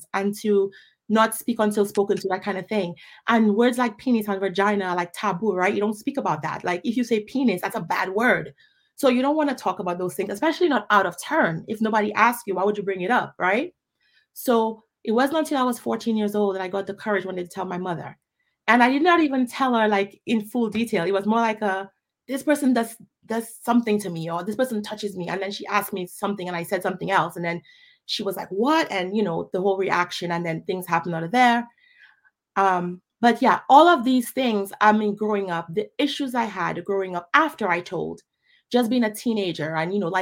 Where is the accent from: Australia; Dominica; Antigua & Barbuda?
Dominica; also born or lived in Pointe Michel / Newtown; I grew up in Dominica